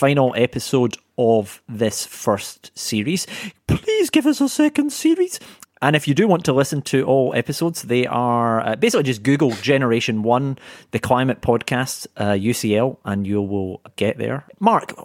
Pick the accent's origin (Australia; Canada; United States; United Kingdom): United Kingdom; Scotland; now in London, United Kingdom; a fellow Scot